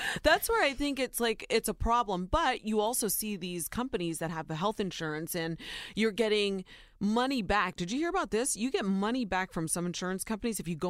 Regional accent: Ohio, United States; born or raised there

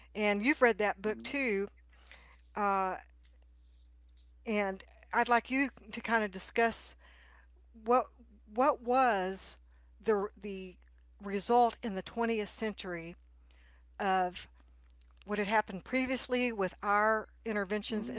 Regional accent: Texas, United States; I grew up in Texas

